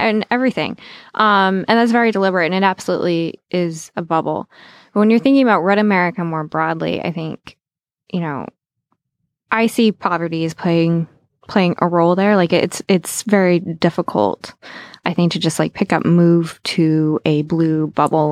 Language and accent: English; Southwest Virginia, United States; I grew up in Southwest Virginia.